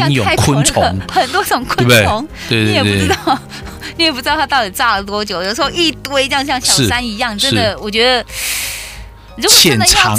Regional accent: Taiwan; 我们台湾人哦，

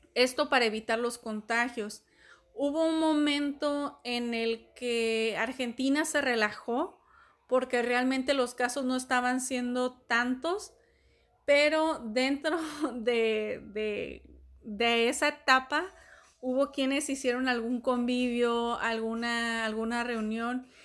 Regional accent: Mexico; Acá en México, de donde soy

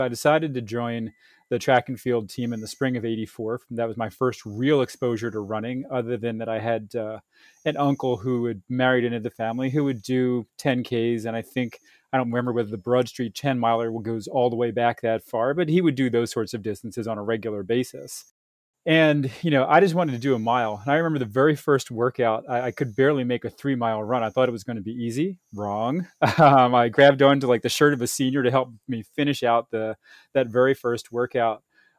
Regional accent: Upper Darby, Pennsylvania, United States; I grew up in a place called Upper Darby, Pennsylvania. It's just outside of Philadelphia

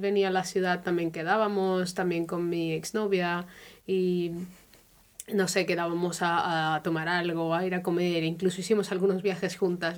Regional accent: Colombia; now in Germany; soy de Colombia, pero vivo ya hace algunos años en Alemania

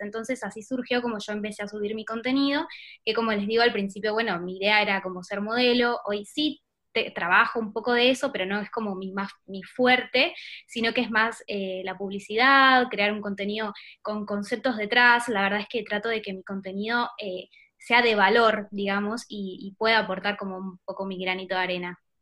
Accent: Buenos Aires, Argentina; accent: porteño; Soy de Buenos Aires, sí, exactamente, la capital.

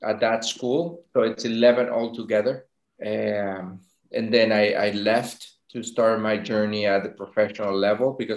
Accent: Venezuela; moved away as an adult; also born or lived in France / Denmark; I was actually born in France. My parents were going to school there. But I was brought up in Venezuela. We moved back when I was like one or two. Then I grew in Venezuela until I was 17

